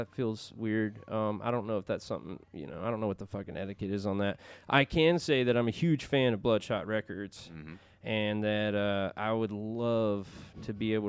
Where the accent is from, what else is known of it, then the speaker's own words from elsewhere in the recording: Alabama, United States; house down in Muscle Shoals, so when we don't have to be here for work, we can be, you know, back in my home state and still be close by.